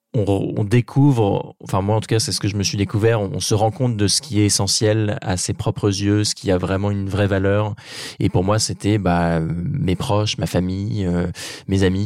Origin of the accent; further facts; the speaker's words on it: Normandy, France; ma région natale qui est la Normandie